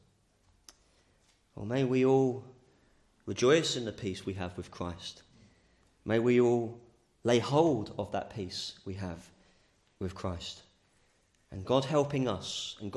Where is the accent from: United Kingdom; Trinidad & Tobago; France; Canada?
United Kingdom; England; as English people, it's pleasant and green land